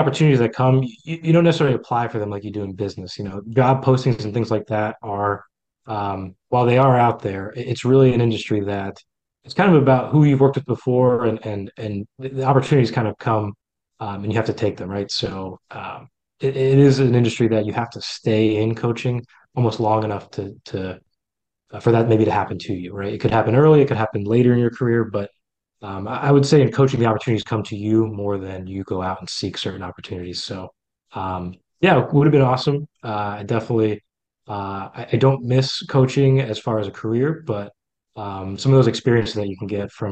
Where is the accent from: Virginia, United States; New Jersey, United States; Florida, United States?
New Jersey, United States; moved away as an adult; now in Baltimore, United States; Loved growing up in New Jersey. I would say I grew up in the shadows of the Little League baseball capital of the U.S., right next to Toms River, New Jersey